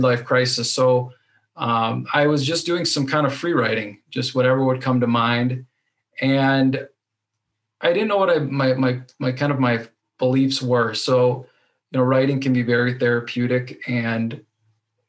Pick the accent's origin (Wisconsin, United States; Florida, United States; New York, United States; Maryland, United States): Wisconsin, United States; Racine; I'm from Racine, Wisconsin, which is in between Chicago and Milwaukee, southeastern Wisconsin.